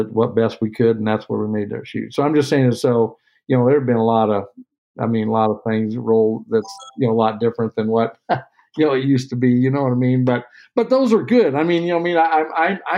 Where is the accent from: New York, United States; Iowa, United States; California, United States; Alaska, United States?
Iowa, United States; Sheraton; I'm from Iowa, Southern Iowa. Sheraton, Iowa is where I grew up.